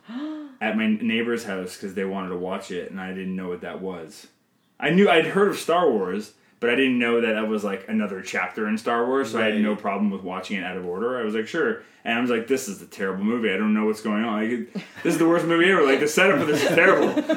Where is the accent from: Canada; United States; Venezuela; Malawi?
Canada; I'm Canadian filmmaker